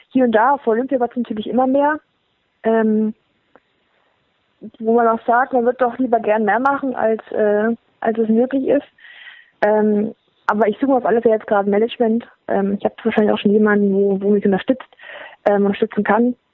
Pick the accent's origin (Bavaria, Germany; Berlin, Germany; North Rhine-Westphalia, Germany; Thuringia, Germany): Thuringia, Germany; dass die Leute da sind, und mitfiebern und ähm, einen auch als Thüringer Athletin sehen